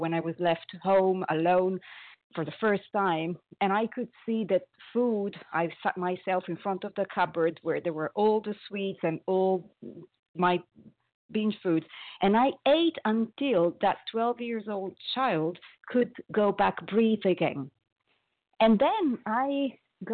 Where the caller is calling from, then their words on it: Paris, Île-de-France, France; I am calling from Paris, France